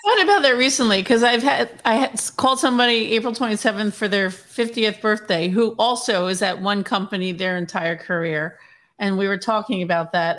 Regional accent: New Jersey, United States; I grew up in Jersey

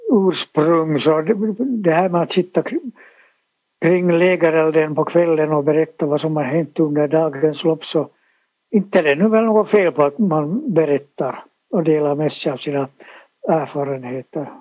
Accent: Helsinki, Uusimaa, Finland; also born or lived in Sipoo; Jag är född på Eira sjukhus i Helsingfors

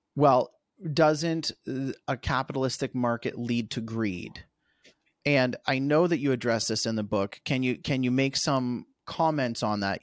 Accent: Canada; as a Canadian

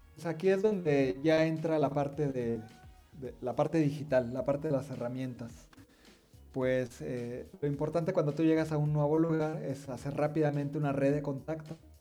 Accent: Mexico; siendo mexicanos

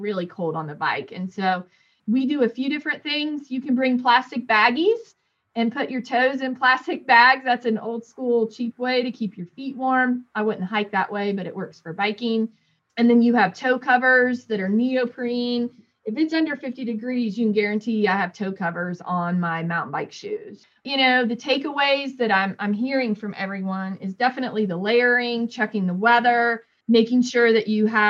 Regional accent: Northern Indiana, United States; moved away; I grew up in Northern Indiana

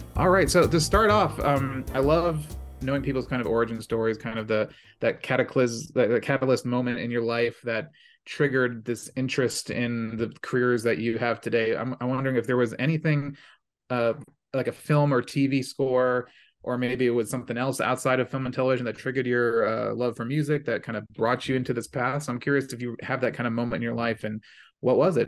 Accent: Maryland, United States; I'm from Maryland, so I'm on the East Coast

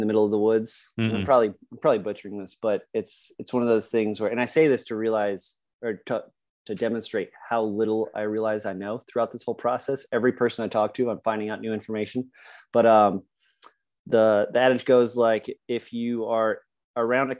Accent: Colorado, United States; moved away as an adult; now in Virginia, United States; I grew up in Colorado, loving the outdoors

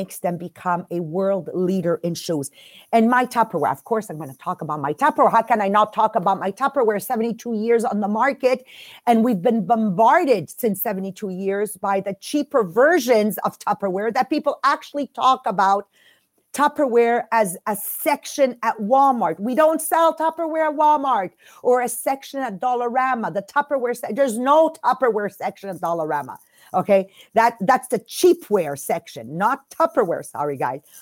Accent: Montreal, Quebec, Canada; English is a second language; We're from Montreal, Quebec. We do a French podcast.

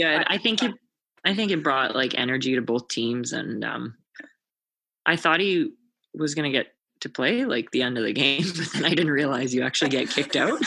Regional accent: Sault Ste. Marie, Ontario, Canada; now in Calgary, Canada; my hometown in Sault Ste. Marie

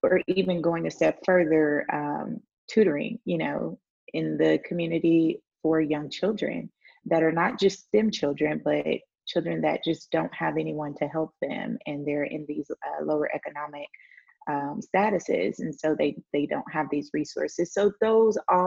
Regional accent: Houston, Texas, United States; moved away as an adult; also born or lived in Baton Rouge, Louisiana; now in Saba; I grew up in Houston.

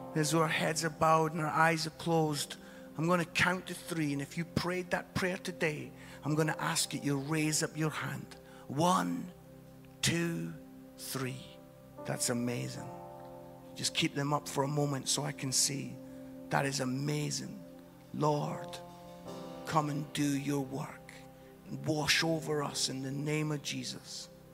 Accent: Scotland, United Kingdom; as a Scottish guy

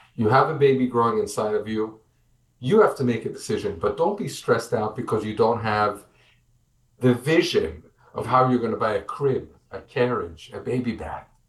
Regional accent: United States; now in Israel; I'm an American.

